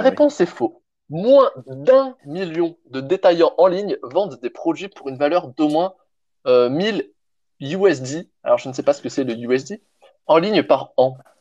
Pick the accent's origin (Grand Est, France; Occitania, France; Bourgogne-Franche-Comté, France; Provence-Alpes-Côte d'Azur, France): Provence-Alpes-Côte d'Azur, France; je viens de Provence